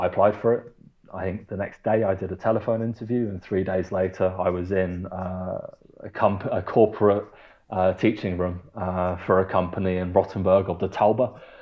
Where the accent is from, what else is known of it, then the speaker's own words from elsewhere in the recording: the South of England, United Kingdom; moved away as an adult; now in Germany; the dialects we developed growing up in the South